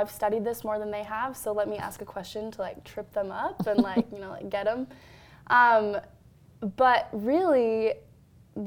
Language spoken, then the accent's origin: English; Salt Lake City, Utah, United States; I'm from Salt Lake City, so I'm predominantly Latter-day Saint environment, big wards